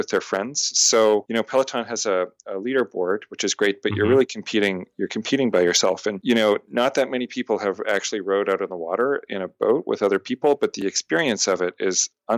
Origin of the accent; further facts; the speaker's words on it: Canada; moved away as an adult; also born or lived in Montreal; now in United States; I'm a Canadian living in America